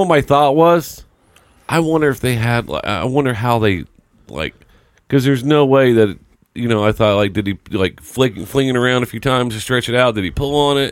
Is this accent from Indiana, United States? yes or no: yes; Indiana, United States; growing up in Indiana was all about high school basketball